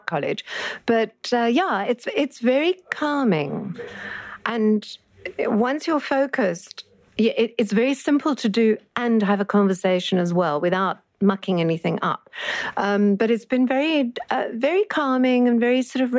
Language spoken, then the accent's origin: English; Bloubergstrand, Western Cape, South Africa; I come from Bloberg